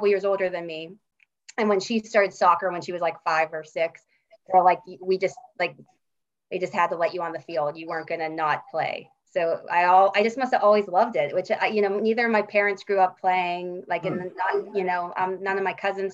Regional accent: Pittsburgh, Pennsylvania, United States; accent: Yinzer; I'm from Pittsburgh, born and raised

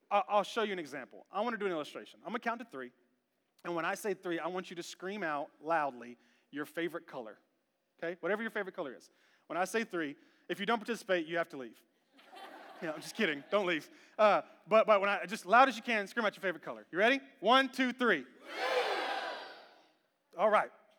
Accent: Memphis, Tennessee, United States; now in Smyrna, United States; I was born in Memphis. We had a culture

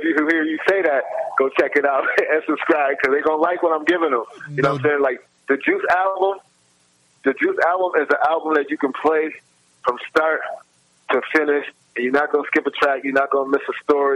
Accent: Buffalo, New York, United States; I grew up in Buffalo, you know what I mean, Buffalo, New York

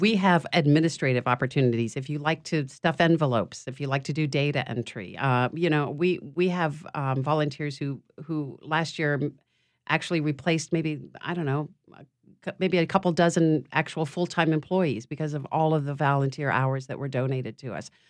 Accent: Chicago, Illinois, United States; now in Louisiana, United States; I'm from Chicago

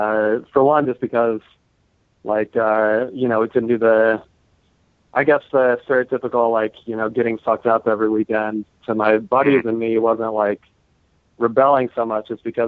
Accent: Wyoming, United States; growing up in Wyoming

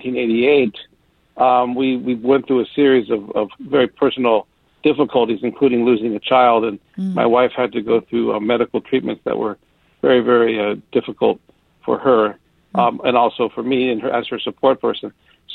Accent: Southern California, United States; moved away as an adult; now in San Francisco Bay Area, United States; I grew up in Southern California

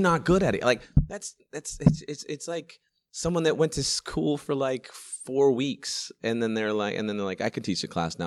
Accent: Sacramento, California, United States; I used to live in a nice little neighborhood in, in Sacramento at the time. It was called Green Haven.

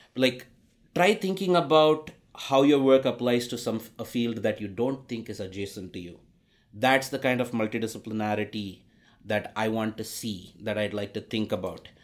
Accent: India; moved away; growing up in India

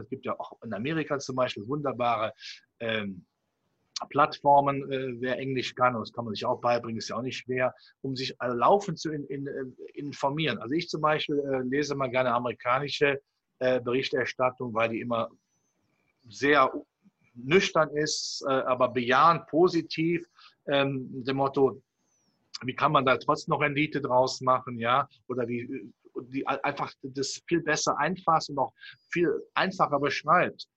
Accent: Cologne, North Rhine-Westphalia, Germany; wenn man auch meine Zunge anhört. Ich komme aus dem Rheinland, hier von Köln

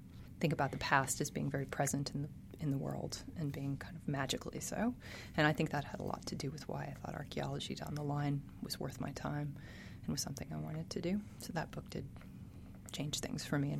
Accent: Biloxi, Mississippi, United States; moved away; also born or lived in Carrollton, Mississippi; I grew up in Biloxi on the coast

